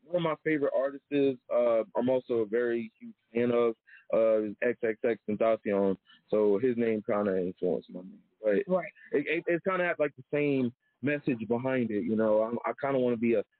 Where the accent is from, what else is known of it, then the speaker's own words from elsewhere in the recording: Charlotte, North Carolina, United States; I grew up in Charlotte